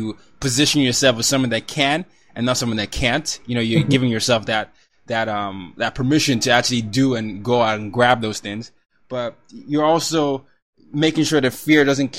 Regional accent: Nigeria; my background, I'm Nigerian

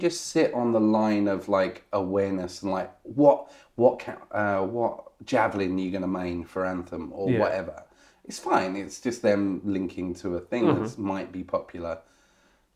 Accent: Essex, East of England, United Kingdom; growing up in Essex

